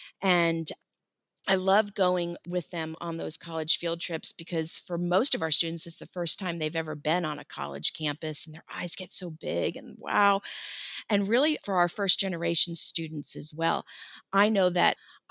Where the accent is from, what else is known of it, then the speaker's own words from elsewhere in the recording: Florida, United States; I grew up in Florida, and during my college years, I worked at Disney